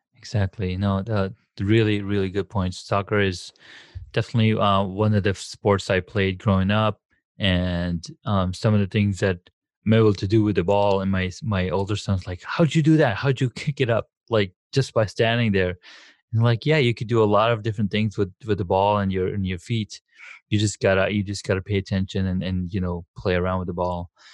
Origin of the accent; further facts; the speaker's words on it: Saudi Arabia; moved away; growing up in Saudi Arabia